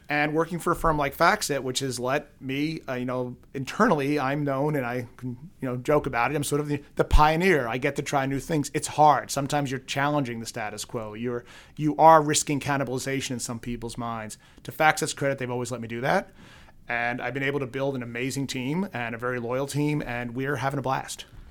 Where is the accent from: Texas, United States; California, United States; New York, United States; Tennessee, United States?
New York, United States; New York City; now in Boston, United States; growing up in Queens